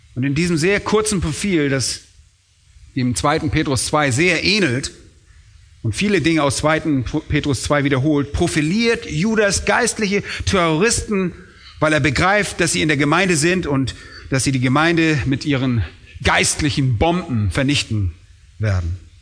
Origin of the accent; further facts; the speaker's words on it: Germany; wir wollen als Deutsche